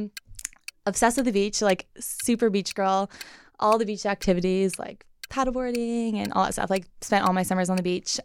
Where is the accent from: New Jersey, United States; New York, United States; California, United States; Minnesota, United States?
California, United States; Carlsbad; I was born and raised in San Diego, um, North County, Carlsbad.